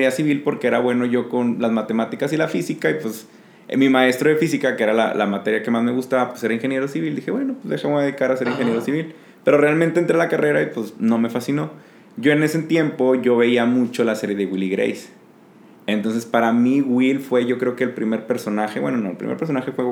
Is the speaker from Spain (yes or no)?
no; Mexico; porque pues, somos mexicanos